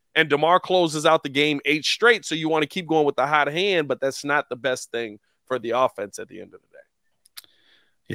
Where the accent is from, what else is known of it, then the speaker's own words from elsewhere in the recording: Lake County, Illinois, United States; I grew up in Lake County